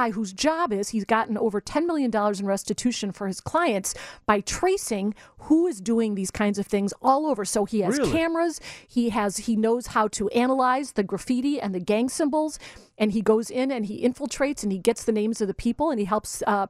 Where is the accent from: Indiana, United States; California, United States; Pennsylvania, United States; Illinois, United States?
Illinois, United States; Chicago; It's a little slow in the pace, but we have to get used to that when we're from Chicago.